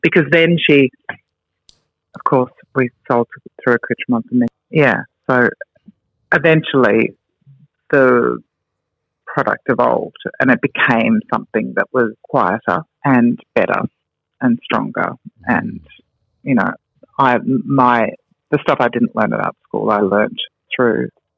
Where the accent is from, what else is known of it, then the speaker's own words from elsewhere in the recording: Melbourne, Victoria, Australia; now in Sydney, Australia; No. I moved to Sydney from Melbourne.